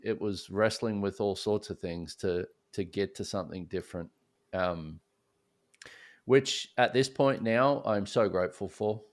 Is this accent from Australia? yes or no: yes; Australia; moved away as an adult; now in Houston, United States; I grew up in Australia